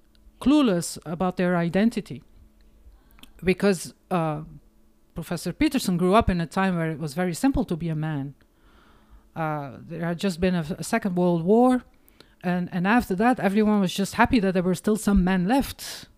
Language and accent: English; Hamme, Flanders, Belgium; English is a second language; because I grew up in the Flemish country, Oost Vlaanderen, in the 70s, for fuck's sake.